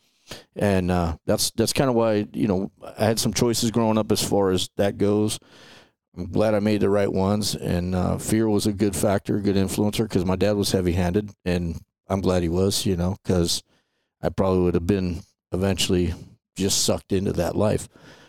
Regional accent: Los Angeles, California, United States; So I grew up in Atwater, California. It's right across from, like, if you know where the Griffith Park in the mountains and like Dodger Stadium is, right across the LA River, there was a small town there, Atwater

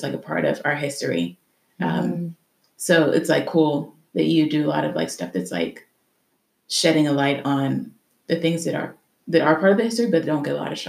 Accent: Pittsburgh, Pennsylvania, United States; growing up in Garfield

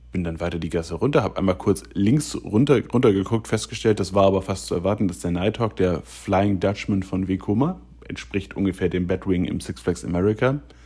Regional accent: Germany; ich komme aus der Gegend von Hamburg

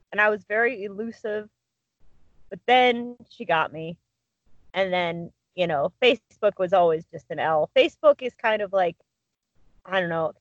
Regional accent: Cleveland, Ohio, United States; now in Alliance, United States; I grew up in Cleveland

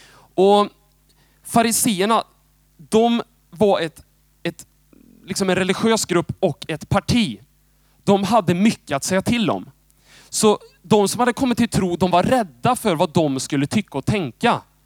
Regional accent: Moholm, Lugnås, Götene, Västra Götaland, Sweden; moved away as an adult; now in Jönköping, Sweden; jag, jag är född i liksom Moholm. Eh, lite uppväxt i Lugnås. Och sen har jag bott i Götene stora delar.

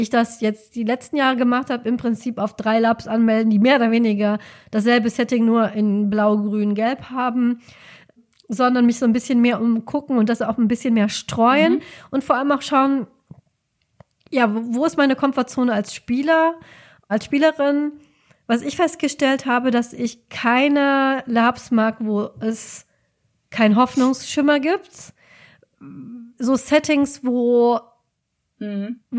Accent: Rhineland, Germany; now in Cologne, Germany; ich finde das nur als Rheinländerin sehr halt witzig.

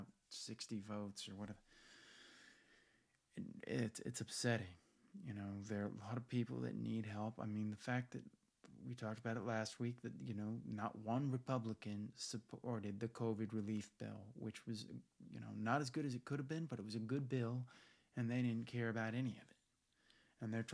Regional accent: United States; as American

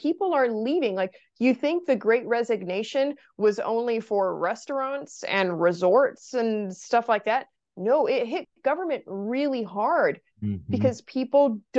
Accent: Brazil; English is a second language; now in United States; So I'm originally from Brazil.

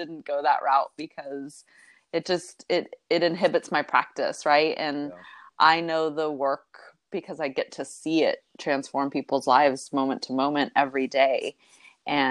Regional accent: Texas, United States; we were both born and raised in Texas

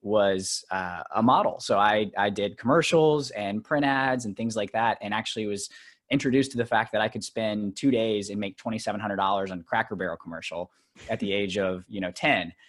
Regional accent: Alabama, United States; now in New York, United States; I grew up in Alabama

